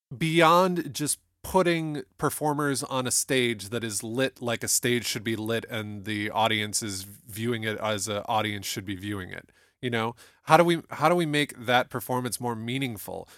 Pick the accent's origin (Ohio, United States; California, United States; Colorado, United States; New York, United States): Ohio, United States; Toledo; I can always tell that I'm from Toledo, Ohio when I pronounce words like talent